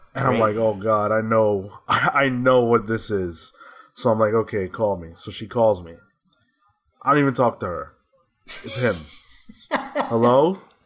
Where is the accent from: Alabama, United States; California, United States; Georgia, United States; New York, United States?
New York, United States; I'm a New Yorker